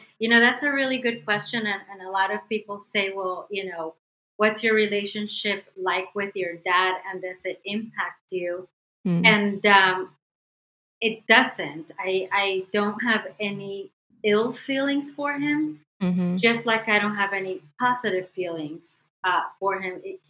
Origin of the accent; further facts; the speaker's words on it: Medellin, Antioquia, Colombia; now in United States; Especially where I'm from. I'm from Medellin, which is, you know, home of the one of the biggest cartels, especially back then. So my mom decided that it was best to keep us here for safety reasons and for opportunity reasons.